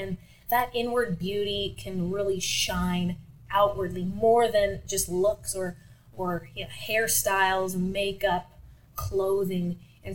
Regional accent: Sudbury, Ontario, Canada; I was born and raised here in Sudbury

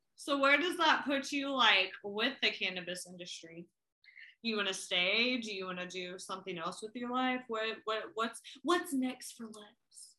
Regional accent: Oklahoma City, Oklahoma, United States; also born or lived in Tulsa, Oklahoma

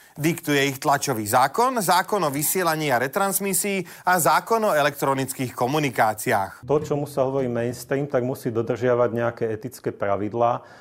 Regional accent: Košice, Košice Region, Slovakia; jeho brat bol môjim spolužiakom na gymnáziu v Košiciach

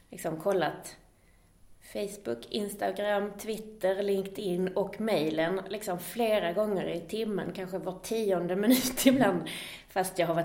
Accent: Skåne, Sweden; accent: Scanian; som jag har bott i Göteborgstrakten, eller utanför Skåne i alla fall, så har jag ju tappat lite av min dialekt.

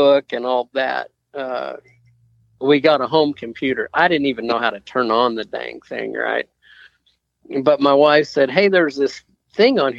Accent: Idaho, United States; moved away as an adult; also born or lived in Las Vegas / California; now in Texas, United States; I'm originally from Idaho, and that's kind of how I ended up moving to Las Vegas, which ended up moving me to California, which eventually ended up moving me to Texas

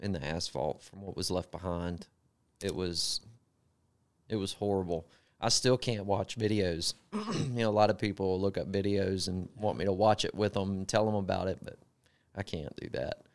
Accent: Gulfport, Mississippi, United States; accent: Southern; moved away as an adult; now in Greenville, United States; I grew up in Gulfport, Mississippi. Spent the majority of my life there

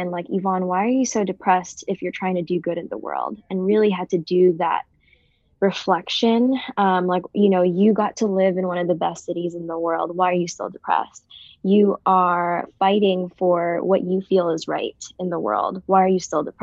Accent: Jubail, Eastern Province, Saudi Arabia; born there; I was born in Saudi Arabia, so I'm Filipino American, um, but I was born in Saudi Arabia, Jubail.

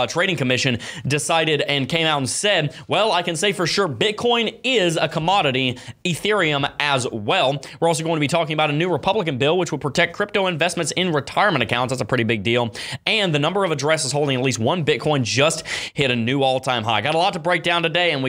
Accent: Florida, United States; I'm from Florida

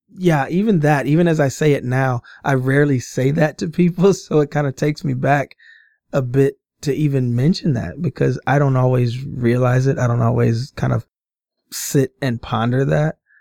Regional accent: Omaha, Nebraska, United States; born and raised in Omaha, Nebraska, um, grew up my entire, um, childhood and adolescent life, teen life in, uh, North

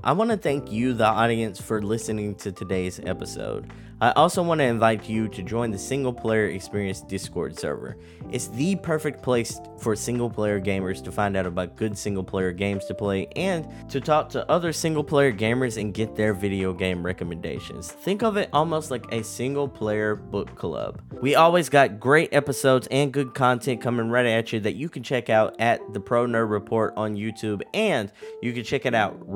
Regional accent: Texas, United States; my home state of Texas

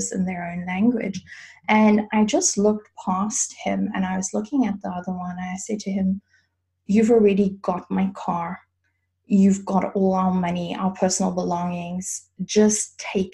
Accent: South Africa; moved away as an adult; now in Germany; I grew up in South Africa

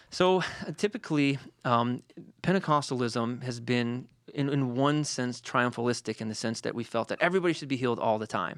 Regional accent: Detroit, Michigan, United States; I'm from Detroit

